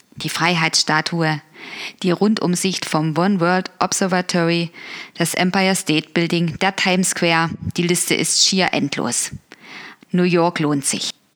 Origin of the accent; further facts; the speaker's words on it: Dresden, Saxony, Germany; Dresden. Meine Heimatstadt ist ja eher historisch